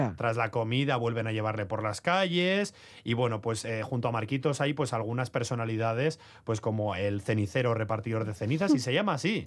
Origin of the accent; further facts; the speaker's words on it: Trapagarán, Basque Country, Spain; soy de Trapagarán, casi